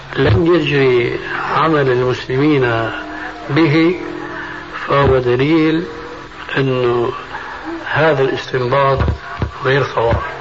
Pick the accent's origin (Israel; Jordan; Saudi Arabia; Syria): Syria; عندنا في الشام